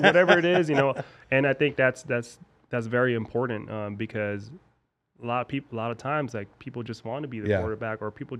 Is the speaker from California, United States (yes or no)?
yes; California, United States; So like for me, I grew up in the Bay, so my friends.